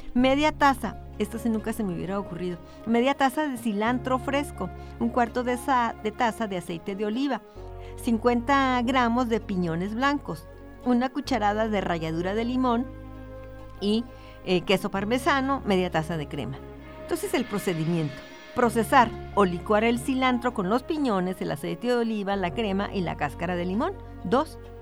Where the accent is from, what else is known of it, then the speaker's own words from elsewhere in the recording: Ciudad Juárez, Chihuahua, Mexico; es de mi tierra, son los burritos juarenses